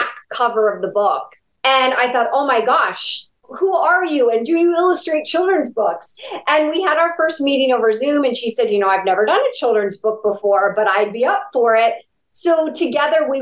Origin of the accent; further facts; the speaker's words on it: Ashtabula, Ohio, United States; my hometown of Ashtabula, Ohio